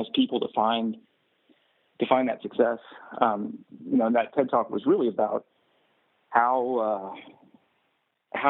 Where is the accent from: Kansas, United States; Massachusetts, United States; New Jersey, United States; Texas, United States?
Texas, United States; I'm from Texas